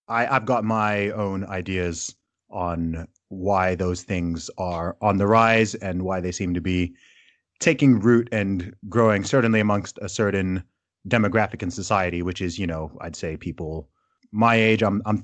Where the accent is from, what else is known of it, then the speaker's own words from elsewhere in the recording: Saudi Arabia; also born or lived in United Kingdom; so I obviously I am British, despite my accent not giving it away. So I was born in the UK. However, my family is originally from Nigeria.